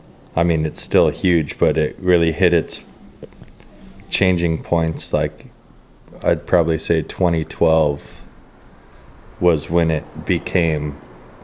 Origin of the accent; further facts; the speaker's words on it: Vista, California, United States; I'm from Vista